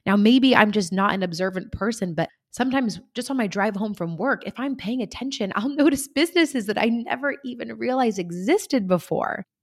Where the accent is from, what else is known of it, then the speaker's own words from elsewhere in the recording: Central Coast of California, United States; right here in my hometown on the Central Coast of California